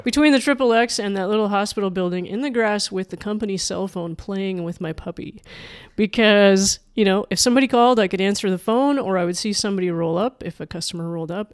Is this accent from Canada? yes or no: yes; Manitoba, Canada; also born or lived in Chicago; now in Pacific Northwest, United States; I'm a Canadian prairie kid